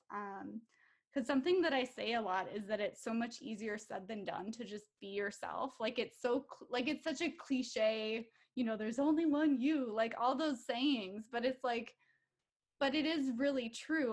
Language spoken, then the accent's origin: English; Minnesota, United States; I am from Minnesota. So, I live here with my five year old daughter